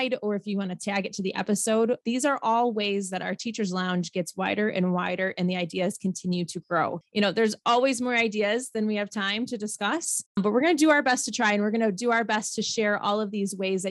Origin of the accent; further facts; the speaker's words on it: Midwest, United States; we are from the Midwest